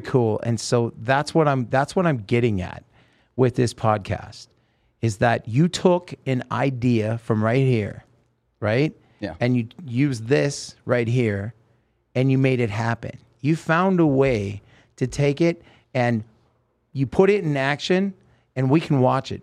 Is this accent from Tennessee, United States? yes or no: no; Oregon, United States; moved away; also born or lived in Los Angeles; I grew up with in Oregon